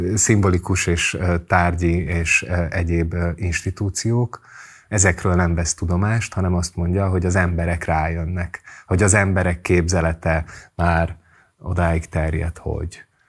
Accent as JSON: {"language": "Hungarian", "country": "Hungary", "tie": "born or raised there", "said": "amelyben én felnőttem Magyarországon"}